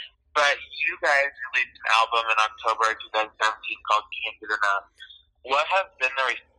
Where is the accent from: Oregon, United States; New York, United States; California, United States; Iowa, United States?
Iowa, United States; I'm from Iowa.